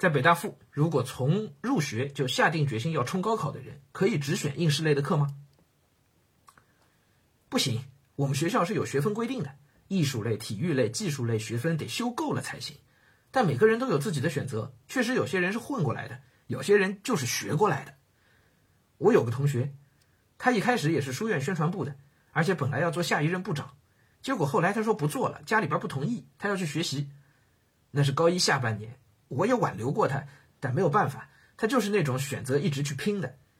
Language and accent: Chinese; Hengshui, Hebei, China; 我是在河北衡水长大的，小学、初中都在衡水读。